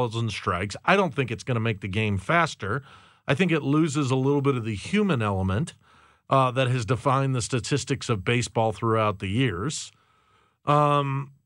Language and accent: English; St. Louis, Missouri, United States; we're from St. Louis